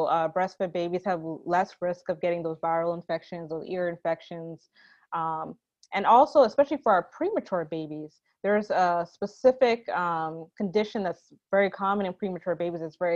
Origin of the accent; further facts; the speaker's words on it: New York, United States; I am from New York. Actually, I'm the daughter of two Jamaican immigrants.